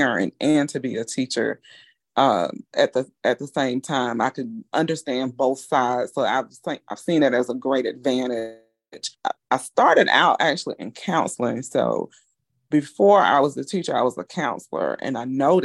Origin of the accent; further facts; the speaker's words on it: Macon, Georgia, United States; moved away as an adult; now in Augusta, United States; I'm originally from Macon, Georgia. I've been here in Augusta since about 18 years old.